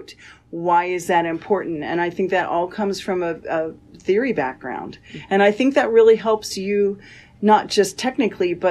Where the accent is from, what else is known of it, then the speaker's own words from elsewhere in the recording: Indiana, United States; moved away as an adult; also born or lived in Iowa / Rochester, New York; now in Florida, United States; I'm originally from Indiana, and I did my undergraduate at Butler